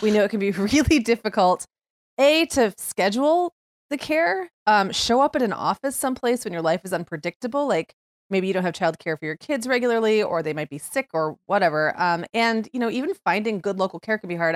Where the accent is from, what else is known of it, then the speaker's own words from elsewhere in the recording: Upper Michigan, United States; moved away; when I grew up in Upper Michigan, it was often very cold by October